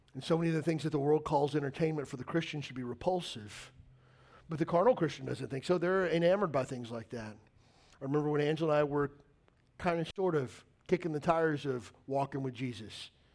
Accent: Kentucky, United States; I grew up in Kentucky

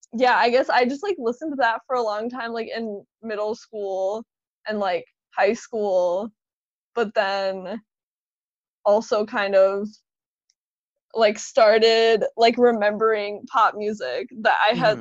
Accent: Serbia; moved away; I was born in Serbia, so like we listened to a lot of Serbian music

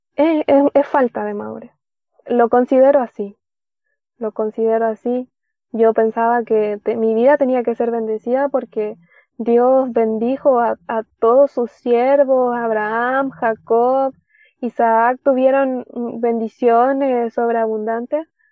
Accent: Caldera, Atacama, Chile; de Chile, de la tercera región de, Chile, mm, Caldera, la ciudad de Caldera.

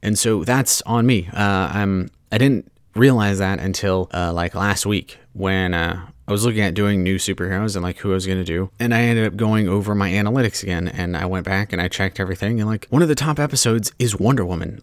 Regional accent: Southern California, United States; also born or lived in Hawaii; growing up as a Southern California kid

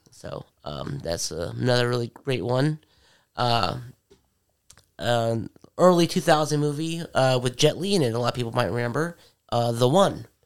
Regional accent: Philippines; moved away; my home country, the Philippines.

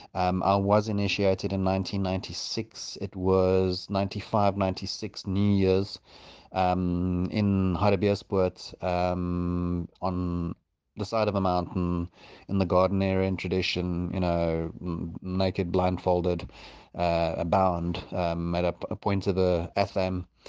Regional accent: South Africa; also born or lived in Johannesburg; now in Port Elizabeth, South Africa; I grew up in Valcom and then moved up to Joburg and, um, and then, and then down here

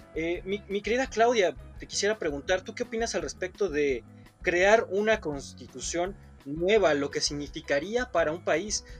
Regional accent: Mexico

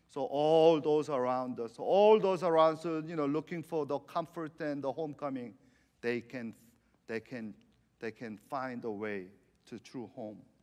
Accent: Argentina; I was kind of giggling inside because I'm from Argentina. I'm from Messi.

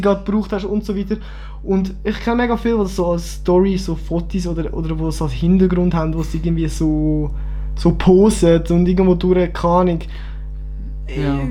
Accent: Kriens, Lucerne, Switzerland; mein Heimatort ist Krien, unser Heimatort ist Kriens, ich darf das. Luzern

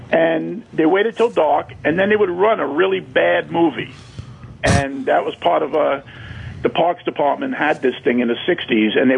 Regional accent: Brooklyn, New York, United States; I, I grew up in Bay Ridge.

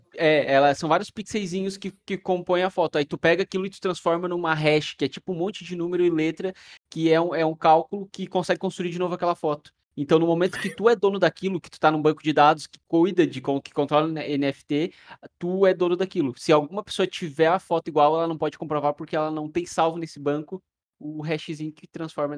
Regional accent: Torres, Rio Grande do Sul, Brazil; moved away; lá em Torres, na minha, na minha cidade natal

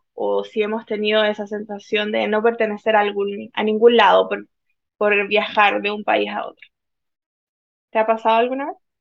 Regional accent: Chile; moved away as an adult; also born or lived in Spain; now in South Korea; me siento chilena

